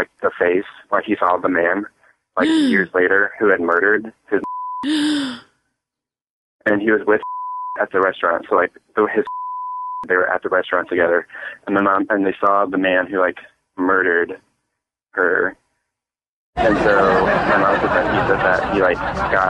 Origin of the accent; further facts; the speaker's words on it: St. Louis, Missouri, United States; we're from St. Louis